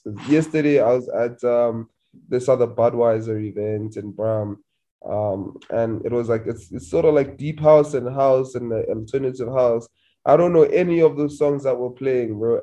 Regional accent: Limpopo, South Africa; I'm from Limpopo

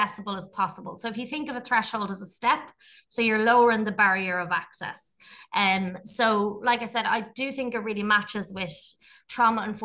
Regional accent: Dublin, Leinster, Ireland; I grew up in Tala, and I would have seen a lot of injustice in the area

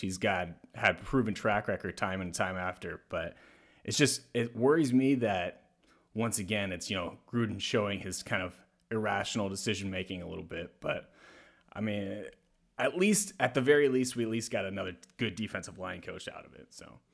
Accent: the South, United States; I'm also from the South

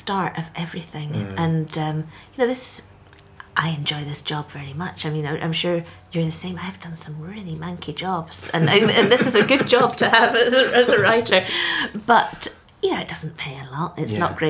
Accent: Scotland, United Kingdom; I come from Scotland.

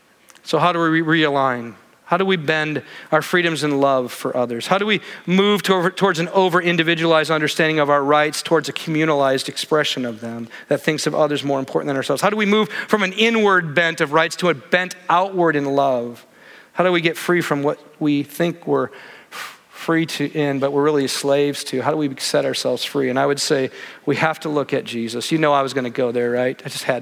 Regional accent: Midwest, United States; The place I grew up in the Midwest, it was like Christians couldn't drink, couldn't dance, couldn't go to movies

